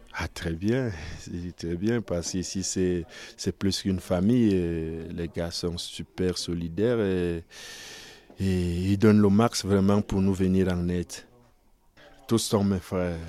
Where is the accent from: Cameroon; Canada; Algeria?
Cameroon; Yaoundé, Centre; moved away as an adult; now in France; je, je viens du Cameroun